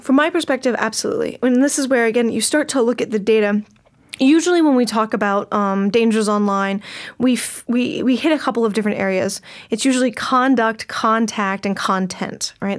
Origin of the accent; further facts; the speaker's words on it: United States; as an American